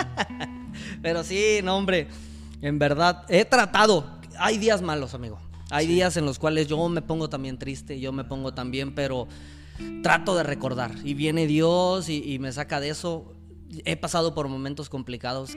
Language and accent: Spanish; Ciudad Mante, Tamaulipas, Mexico; moved away as an adult; yo batallé mucho para estudiar en Mante porque no había tantas carreras, nomás había tres carreras en Mante.